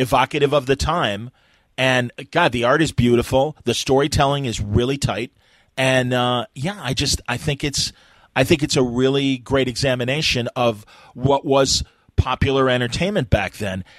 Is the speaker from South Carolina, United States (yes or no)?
no; Chicago, Illinois, United States; the Chicago Tribune, my my hometown paper